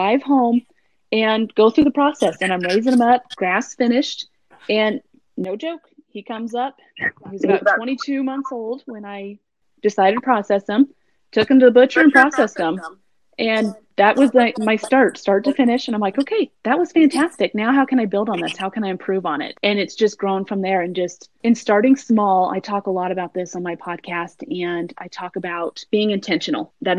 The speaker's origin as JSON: {"language": "English", "town": "Norman", "region": "Oklahoma", "country": "United States", "tie": "born or raised there", "said": "Part of my childhood, I grew up in Norman, Oklahoma."}